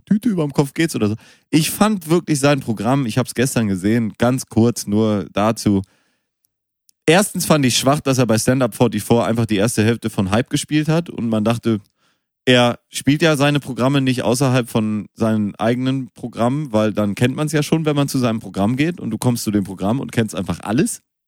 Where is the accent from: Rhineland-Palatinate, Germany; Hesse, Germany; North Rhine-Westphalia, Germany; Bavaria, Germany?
North Rhine-Westphalia, Germany; Münster; moved away; ich bin in Münster geboren, bin auch ein bisschen aufgewachsen